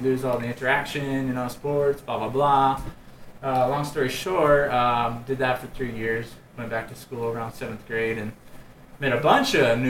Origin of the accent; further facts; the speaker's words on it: Hatch, New Mexico, United States; I grew up in Hatch.